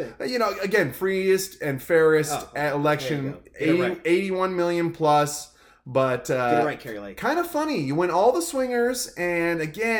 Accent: Washington, United States; we're from Washington

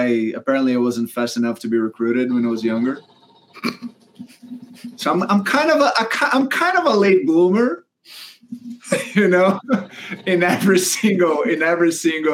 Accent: Brazil; moved away as an adult; also born or lived in Auburn, United States; now in United States; we didn't really want it to go back to Brazil, right? We had green cards at the time. Now we're both American citizens

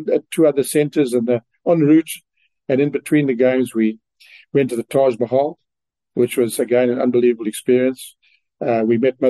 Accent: South Africa; we are from South Africa

